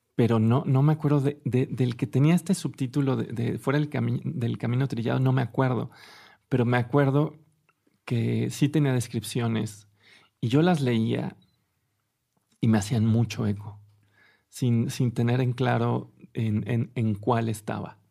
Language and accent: Spanish; Mexico City, Mexico; yo nací en la Ciudad de México